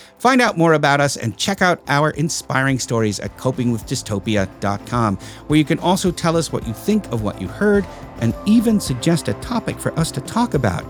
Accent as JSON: {"language": "English", "town": "Brooklyn", "region": "New York", "country": "United States", "accent": "Brooklyn", "said": "My Brooklyn accent could be a lot worse than this. Then I could talk like that. Then I really sound like I'm from Brooklyn."}